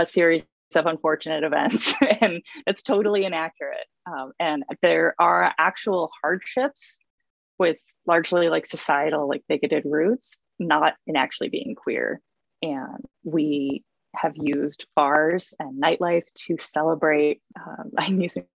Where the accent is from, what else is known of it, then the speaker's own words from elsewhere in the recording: Midwest, United States; now in Portland, United States; I grew up in the Midwest